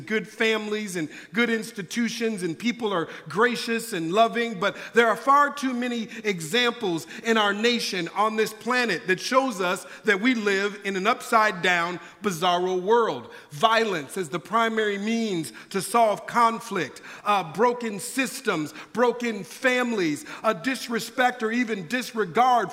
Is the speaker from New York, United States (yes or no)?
no; Minneapolis, Minnesota, United States; now in California, United States; I'm originally from Minneapolis, Minnesota. That's where I was born and raised